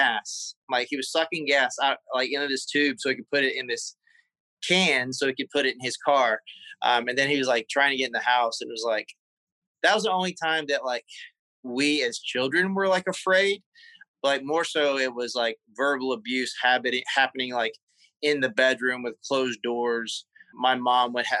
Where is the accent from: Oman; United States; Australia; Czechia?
United States; South Carolina; moved away; also born or lived in Charlotte, North Carolina / Los Angeles; I'm from South Carolina, but we lived on the state line, and the town was so small